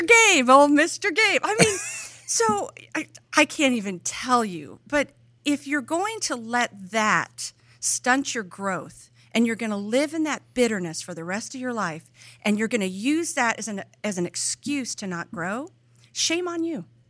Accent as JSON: {"language": "English", "area": "between LA and Bakersfield", "region": "California", "country": "United States", "tie": "born or raised there", "also_born_or_lived": "Oklahoma", "moved": "yes", "lives_now": "Tennessee, United States"}